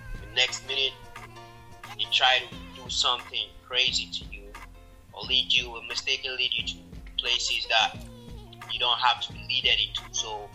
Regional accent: Ghana; I was born in Ghana.

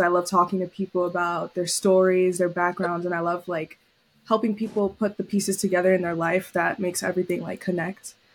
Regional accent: New York City, New York, United States; moved away as an adult; also born or lived in Syracuse; I was born and raised in New York City, Lower East Side

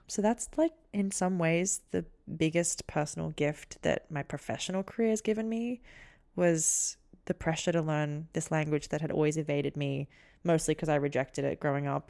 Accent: Australia; growing up in Australia

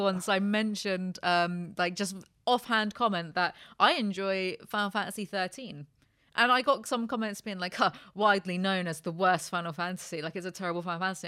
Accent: United Kingdom; I'm just British

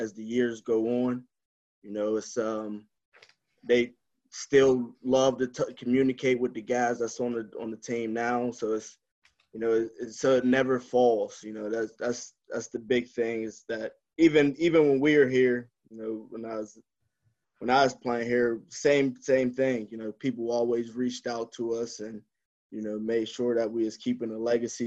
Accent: Clairton, Pennsylvania, United States; growing up in Clarion

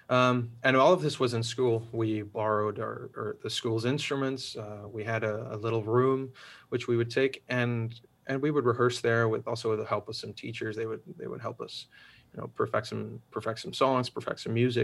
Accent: Switzerland; moved away as an adult; also born or lived in Spain; now in Netherlands; the fact that I grew up there, and growing up in Switzerland

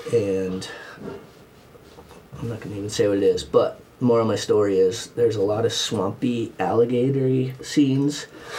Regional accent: East Coast, United States; I grew up in the East Coast ocean, so I'm a strong swimmer.

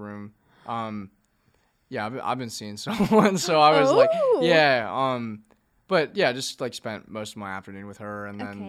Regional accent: DC area, Virginia, United States; moved away as an adult; now in Athens, Georgia, United States; I'm from Virginia, like DC area.

